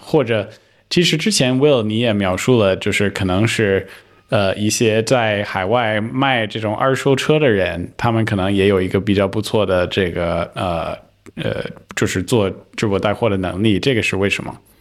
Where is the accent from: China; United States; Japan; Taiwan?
United States; Chinese is a second language; moved away; 作为一个美国人